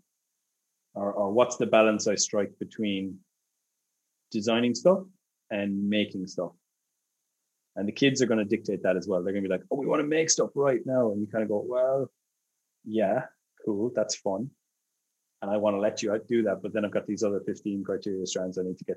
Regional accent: Ireland; moved away; I'm Irish.

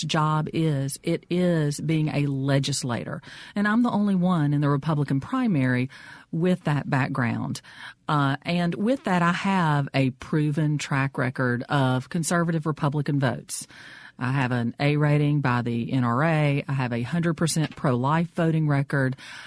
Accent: Brookhaven, Mississippi, United States; I am from Brookhaven, and I represent Lincoln County

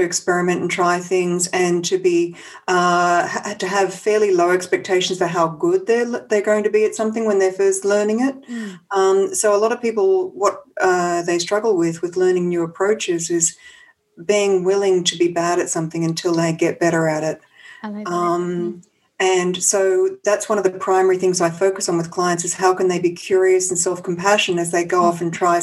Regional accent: Australia; moved away as an adult; now in San Francisco, United States; I'm Australian and I moved to San Francisco about 8 years ago. So that's where I'm based now.

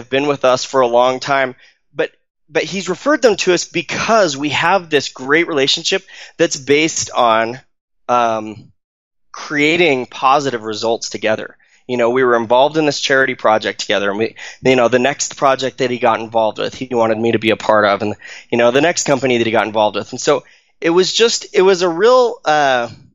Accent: Arizona, United States; now in Utah, United States; I grew up in Arizona. I live in Utah now

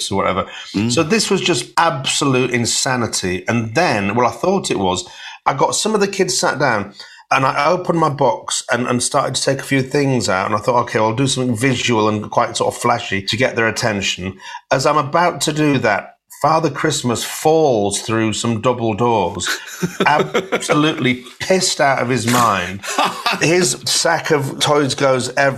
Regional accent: Hull, Yorkshire and the Humber, United Kingdom; I'm from Hull, and I was born on a council estate. I was born on a council estate called Bransholme

